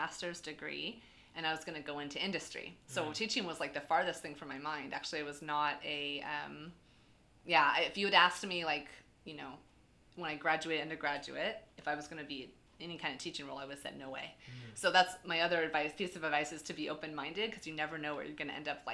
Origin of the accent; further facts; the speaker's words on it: Fallbrook, California, United States; also born or lived in Seattle, Washington / Charlottesville, Virginia / Davis, California; now in San Diego, United States; I'm actually from just north of San Diego. I'm from Fallbrook.